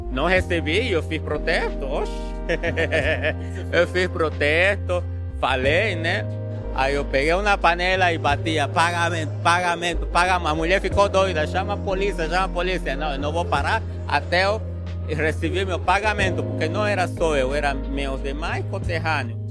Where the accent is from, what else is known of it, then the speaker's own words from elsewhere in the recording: Trinidad, Beni, Bolivia; Portuguese is a second language; moved away as an adult; now in São Paulo, Brazil; eu venho de, da cidade de Trinidade, do Amazonas, que fica na Bolívia, tá? e moro faz oito anos aqui em São Paulo, capital.